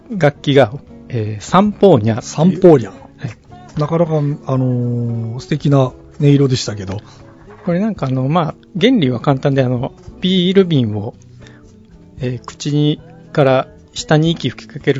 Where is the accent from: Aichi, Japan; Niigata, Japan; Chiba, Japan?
Aichi, Japan; Nagoya; 私、地元名古屋なんですけど